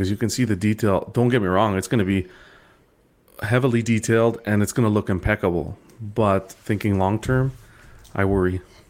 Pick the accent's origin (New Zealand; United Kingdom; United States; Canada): Canada; maybe it's just because I'm Canadian.